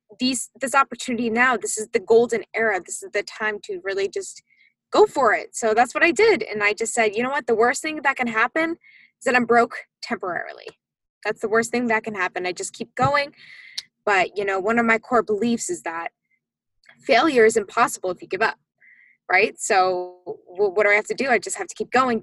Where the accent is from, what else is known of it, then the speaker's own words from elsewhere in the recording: Massachusetts, United States; I am originally from Massachusetts